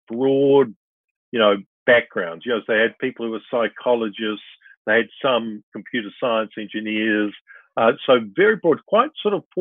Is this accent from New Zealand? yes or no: yes; New Zealand; also born or lived in Perth, Australia / Sydney, Australia / Brisbane, Australia; I was born in Perth. Father worked for AMP, you know, a company of the news at the moment. And then we lived in Sydney, Brisbane. You know, they went back to New Zealand and I, you know, went to school there in Nelson and Otago